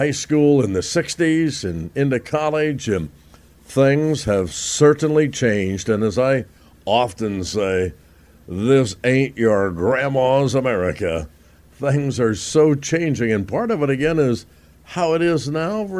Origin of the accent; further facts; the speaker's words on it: Roanoke, Indiana, United States; growing up in Roanoke, Indiana, absolutely one way, exactly 1 mile from my front door to the front door of the school, Roanoke High School